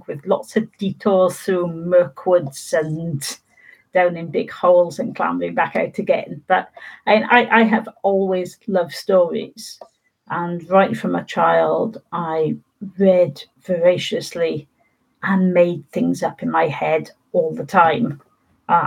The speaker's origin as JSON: {"language": "English", "region": "Wales", "country": "United Kingdom", "said": "as people started identifying me as a Welsh writer, I started feeling more Welsh"}